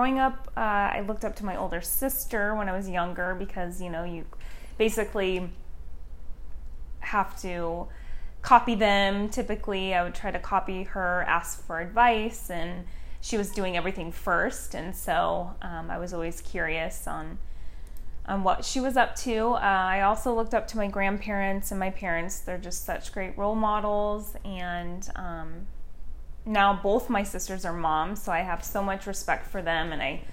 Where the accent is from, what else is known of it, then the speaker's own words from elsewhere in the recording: Battle Ground, Washington, United States; moved away as an adult; also born or lived in Portland, Oregon / Vancouver, Washington; I was born in Portland, Oregon, lived in Vancouver, Washington until I was 5, and then we moved to a small country town in Washington called Battleground